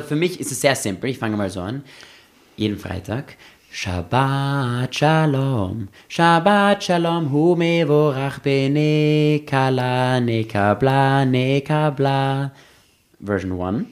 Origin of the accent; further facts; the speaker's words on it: Austria; also born or lived in Los Angeles; ich bin auch in Österreich aufgewachsen